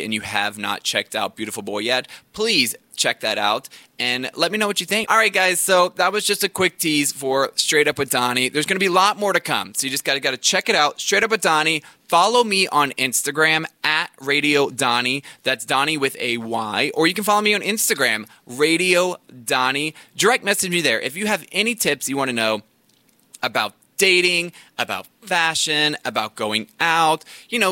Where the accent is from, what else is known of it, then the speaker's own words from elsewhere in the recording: the South, United States; I grew up in the South